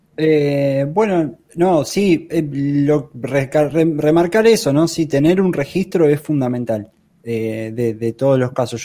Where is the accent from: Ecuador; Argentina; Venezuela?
Argentina; yo soy de Argentina